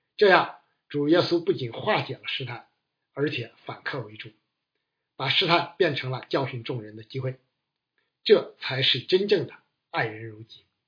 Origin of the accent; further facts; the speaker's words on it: China; 我们中国人推崇的是“大公无私，舍己为人”